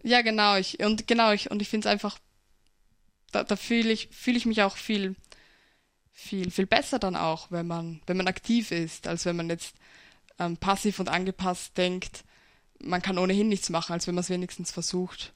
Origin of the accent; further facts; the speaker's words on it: Pinkafeld, Burgenland, Austria; In Pinkerfeld wird, also wo ich herkomme